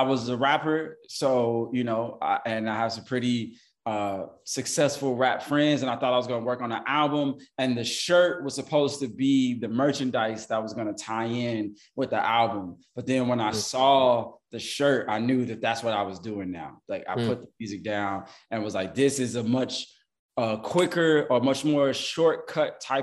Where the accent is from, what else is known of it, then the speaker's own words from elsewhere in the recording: Chicago, Illinois, United States; moved away as an adult; also born or lived in New York; now in Atlanta, United States; I grew up in Chicago. I was born in New York. I grew up in Chicago